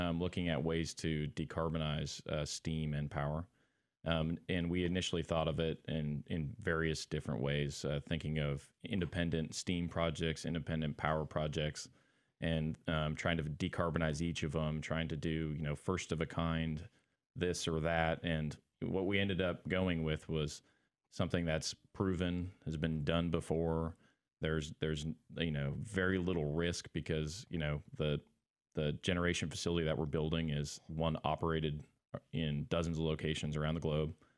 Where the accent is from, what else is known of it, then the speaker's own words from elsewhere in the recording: Montana, United States; moved away as an adult; I'm originally from Montana, actually, from a, a, a small farming town as well